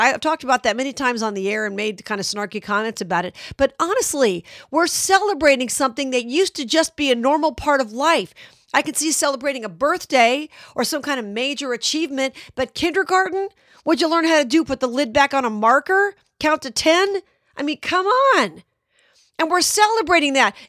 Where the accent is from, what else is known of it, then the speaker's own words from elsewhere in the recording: Las Vegas, Nevada, United States; my hometown of Las Vegas